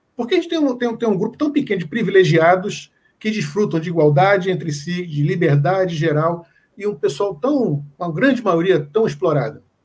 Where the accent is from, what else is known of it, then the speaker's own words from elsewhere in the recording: Pernambuco, Brazil; eu sou pernambucano